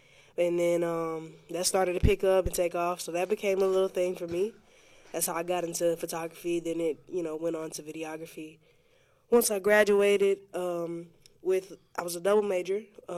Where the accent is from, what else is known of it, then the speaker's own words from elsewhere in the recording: Pensacola, Florida, United States; I was born and raised here in Pensacola, Florida. Been spending all 23 of my years here.